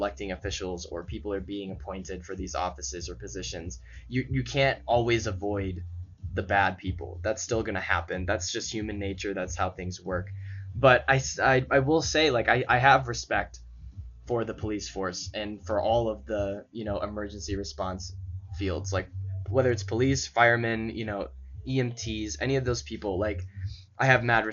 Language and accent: English; St. Louis, Missouri, United States; I'm from St. Louis